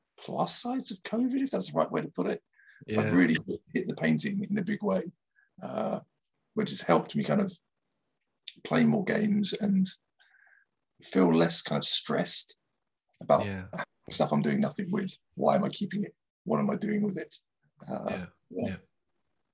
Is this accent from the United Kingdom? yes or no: yes; Dover, South East England, United Kingdom; now in Japan; I'm from Dover